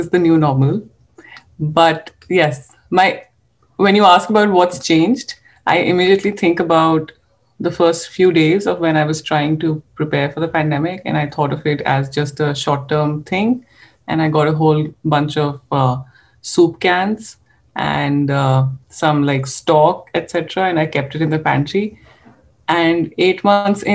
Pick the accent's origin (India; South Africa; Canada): India; Punjab; now in Tucson, United States; being Indian expats